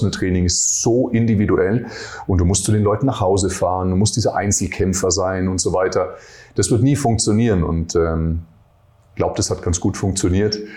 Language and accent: German; Nuremberg, Bavaria, Germany; bin ja aus Nürnberg äh, ursprünglich, mit 17 Jahren äh, Fitnesstrainer geworden